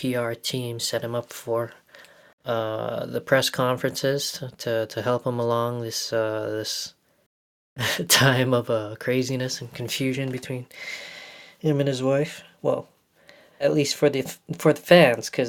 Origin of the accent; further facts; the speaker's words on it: Winnipeg, Manitoba, Canada; growing up in Winnipeg, Manitoba, Canada